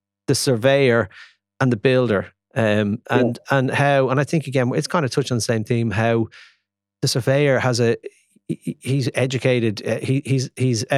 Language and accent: English; Ireland; Being an Irishman